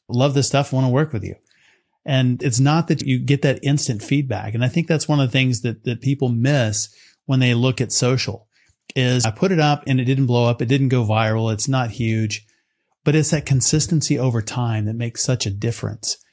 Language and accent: English; West Texas, United States; growing up in West Texas